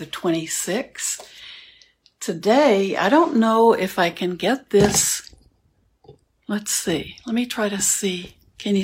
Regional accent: Houston, Texas, United States; moved away; I grew up in Houston

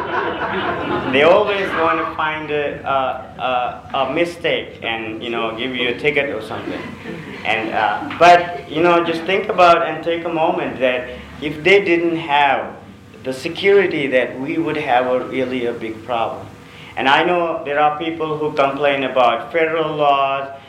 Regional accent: Sri Lanka; moved away; I'm from a third world country, I'm from Sri Lanka

